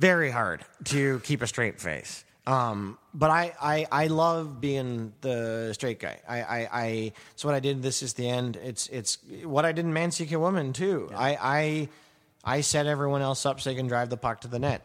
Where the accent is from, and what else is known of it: Canada